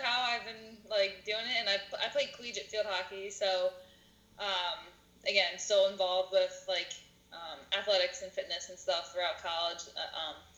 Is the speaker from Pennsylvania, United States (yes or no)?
yes; Telford, Pennsylvania, United States; I'm from Telford. It's pretty local. Grown up here my whole life